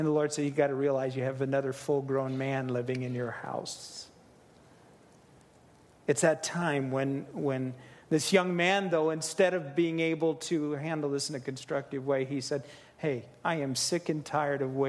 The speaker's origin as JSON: {"language": "English", "region": "Midwest", "country": "United States", "said": "I'm from the Midwest"}